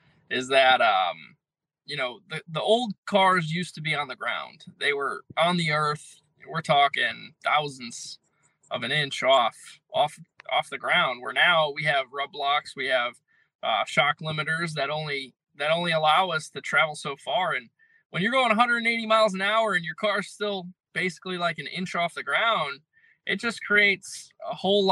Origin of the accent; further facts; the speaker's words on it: Connecticut, United States; I'm from Connecticut